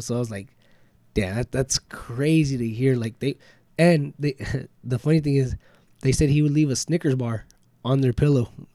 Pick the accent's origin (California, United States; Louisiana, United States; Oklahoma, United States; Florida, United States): California, United States; Bakersfield; also born or lived in Lamont; I was born in Bakersfield. Yeah, I mean, moved to Lamont, but Lamont's still big